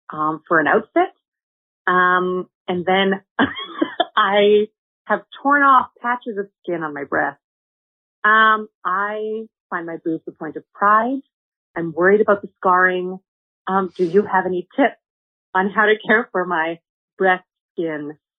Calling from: Canada; I'm from Canada.

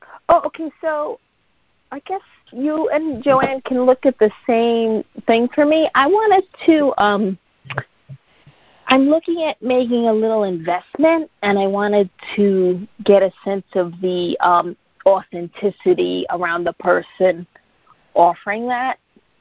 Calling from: Boston, Massachusetts, United States; I'm calling from Boston.

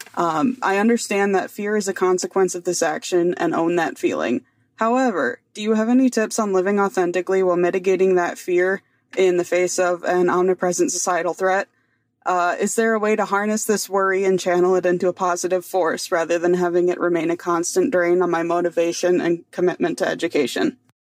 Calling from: Wisconsin, United States; I'm calling in from Wisconsin

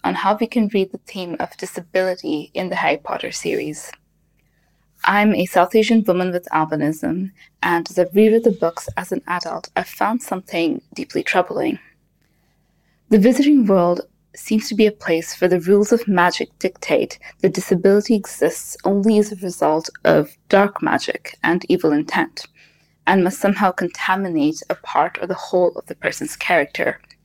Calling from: Kuwait; I'm calling from Kuwait

